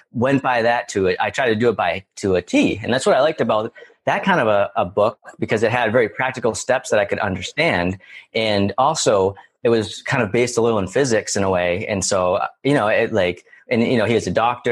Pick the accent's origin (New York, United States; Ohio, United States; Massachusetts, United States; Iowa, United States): Massachusetts, United States; near Boston; I'm originally from Massachusetts, right near Boston